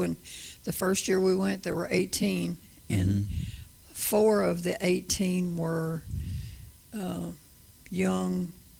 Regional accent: the South, United States; I'm from the South, sir.

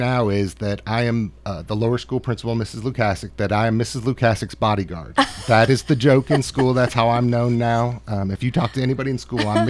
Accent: Rochester-Syracuse area, on Lake Ontario, Western New York, United States; now in Murfreesboro, United States; actually grew up right on Lake Ontario. Beautiful country up there. But I tell everybody all the time, I'm from the country part of New York. You know, we had one stoplight in my town. There's two now.

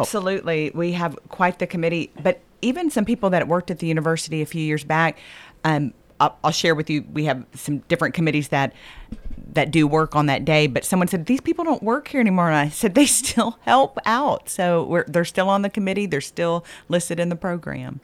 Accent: Texas, United States; moved away; I'm a Texan

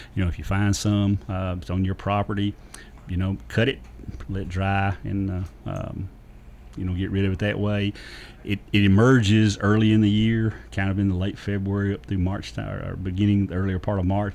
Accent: Lawrence County, Tennessee, United States; I grew up Lawrence County.

